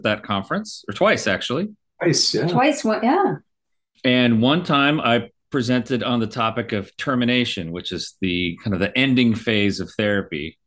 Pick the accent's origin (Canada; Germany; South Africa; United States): United States; Sierra Madre, California; it's actually Sierra Madre